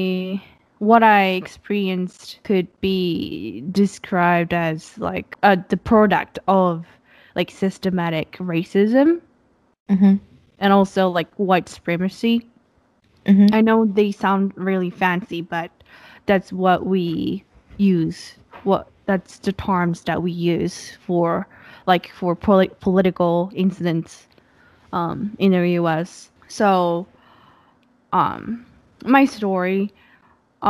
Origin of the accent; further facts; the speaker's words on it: Japan; English is a second language; moved away as an adult; now in United States; I came to the States after I was born and raised for 18 years in Japan, came to the US